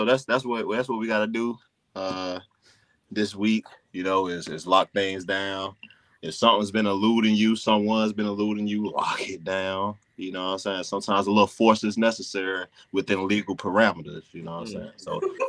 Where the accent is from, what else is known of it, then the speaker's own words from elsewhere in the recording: the South, United States; I'm from the South. I can take a son or two.